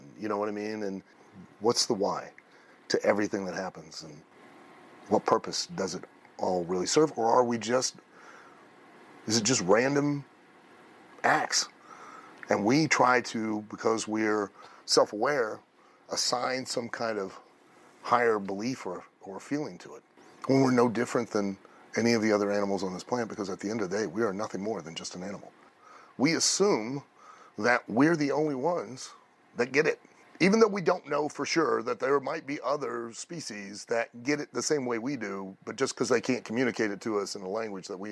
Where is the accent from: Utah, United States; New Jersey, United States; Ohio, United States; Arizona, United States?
Ohio, United States; Lima; I grew up in Lima, Ohio